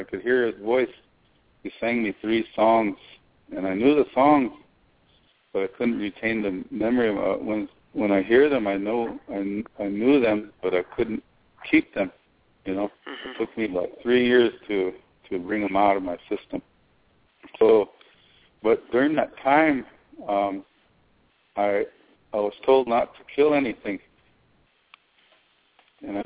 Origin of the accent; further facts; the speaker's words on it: South Dakota, United States; I was sang for just about every medicine man growing up in South Dakota